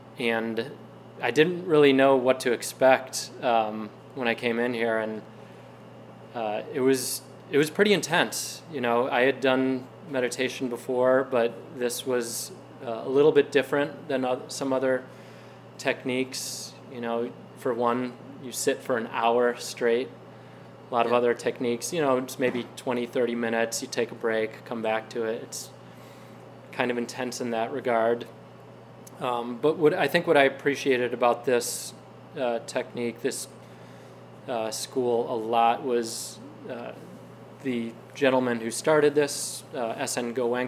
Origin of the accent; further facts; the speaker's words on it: Detroit, Michigan, United States; I'm from the Detroit area.